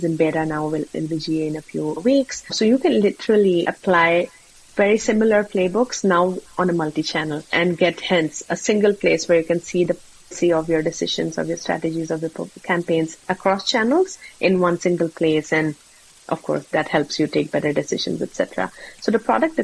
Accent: India; moved away; I'm originally from India

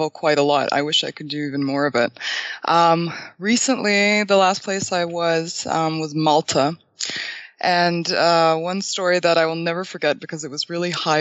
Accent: Canada; moved away as an adult; now in Bulgaria; I'm originally from Bulgaria, so my parents ended up immigrating to Canada in 2001, and I was 6. So I haven't been to a Bulgarian school at all, and I ended up being educated in Canada

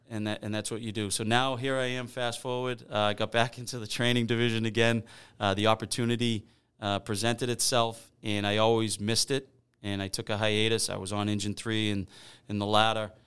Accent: Weymouth, Massachusetts, United States; I grew up in North Weymouth

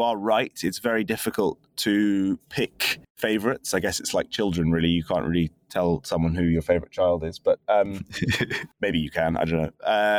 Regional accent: London, United Kingdom; As a Londoner, was a kind of big moment in just 2 years.

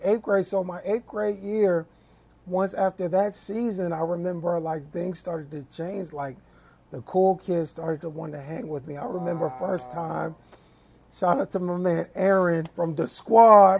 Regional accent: Lakeview, New York, United States; moved away as an adult; also born or lived in Middleburg Heights, Ohio / Berea, Ohio / Virginia; now in Ohio, United States; I was actually born in Middleburg Heights mm-hmm. and was um, grew up until the third grade in Berea. Mm-hmm. So then after the third grade, we moved from Berea to um, Lakeview, Long Island, mm-hmm. Hempstead

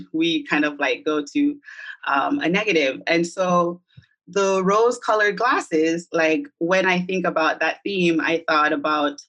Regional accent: Jamaica; now in New York, United States; I'm from Jamaica, the diaspora of Jamaica, although I've been here for about 20 years living in New York.

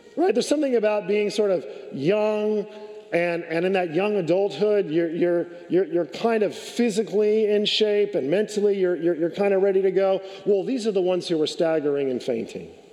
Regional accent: California, United States; I grew up in California.

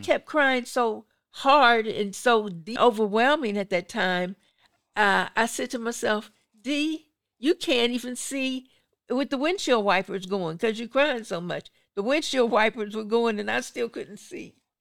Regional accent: Pittsburgh, Pennsylvania, United States; I, I'm from Pittsburgh

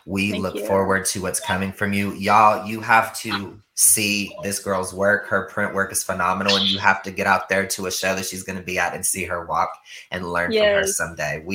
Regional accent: Ohio, United States; I'm from Ohio

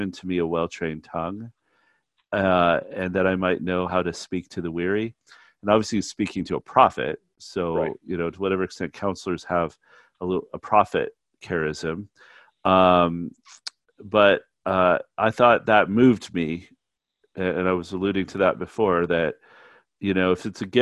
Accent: Canada; moved away; as a Canadian

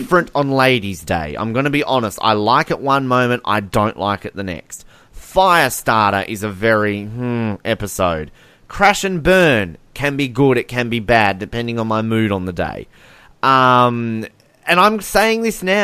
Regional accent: Australia; I'm using Australian on you.

